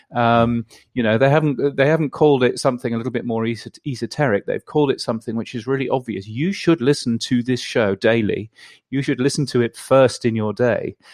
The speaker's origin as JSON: {"language": "English", "country": "United Kingdom", "moved": "yes", "lives_now": "Australia", "said": "I live in Australia, but I'm a Brit, as you can tell from my ridiculous accent"}